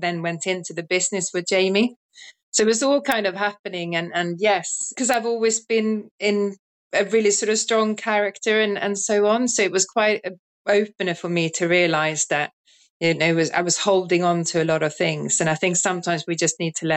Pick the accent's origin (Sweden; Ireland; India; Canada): Sweden; moved away as an adult; also born or lived in London / South Wales; now in United Kingdom; Originally from Sweden, but have lived in the UK for nearly 30 years now.